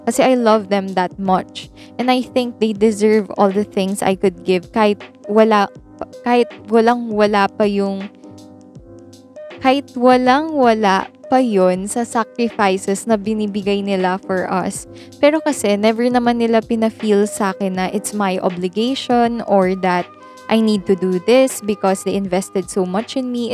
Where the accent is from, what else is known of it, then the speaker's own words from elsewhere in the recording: Philippines; I am pure Filipino